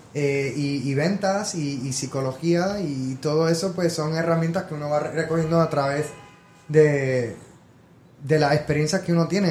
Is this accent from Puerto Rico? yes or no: yes; San Juan, Puerto Rico; moved away as an adult; now in New York, United States; nací en Puerto Rico, en San Juan. Eh, tuve toda mi vida allá hasta los 18 años